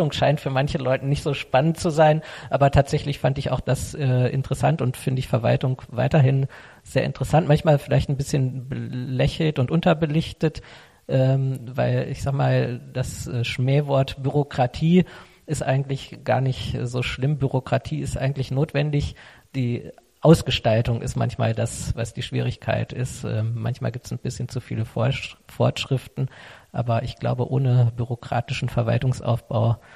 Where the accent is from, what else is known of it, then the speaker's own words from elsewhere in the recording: Helmershausen, Hesse, Germany; Ich ähm, bin ja geboren hier in Helmershausen, lebe äh, seit Beginn also hier in Helmershausen in Bad Karlshafen und habe mich immer für die Stadt interessiert